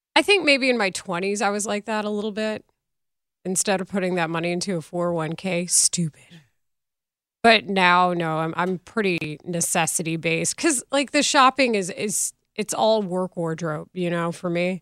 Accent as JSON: {"language": "English", "region": "Texas", "country": "United States", "tie": "born or raised there", "moved": "yes", "said": "my hometown at the time probably had a third of the residents it does now"}